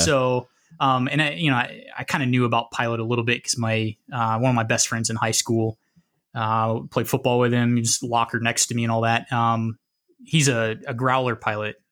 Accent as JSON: {"language": "English", "region": "Midwest", "country": "United States", "tie": "born or raised there", "moved": "as an adult", "said": "I grew up in the Midwest, and so very landlocked"}